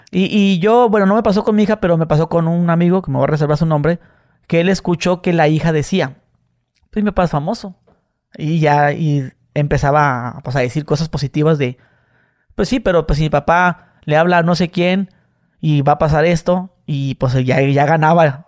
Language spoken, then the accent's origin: Spanish; Tijuana, Baja California, Mexico; yo soy acá de, este, de Tijuana